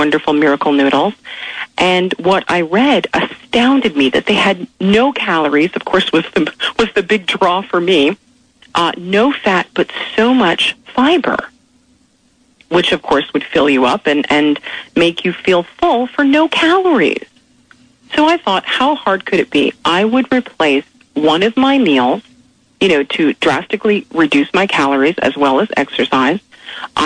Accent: Canada; moved away; also born or lived in Philadelphia

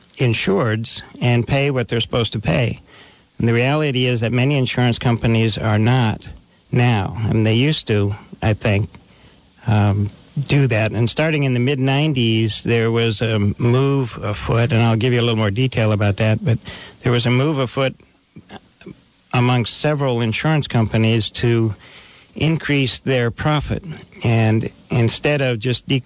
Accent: Longview, Washington, United States; I grew up in Longview, which is a mill town, basically a fairly rough kind of place

